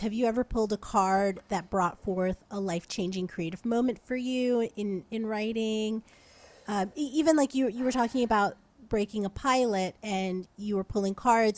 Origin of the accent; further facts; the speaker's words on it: New Jersey, United States; moved away as an adult; also born or lived in Brooklyn; now in Los Angeles, United States; I'm from New Jersey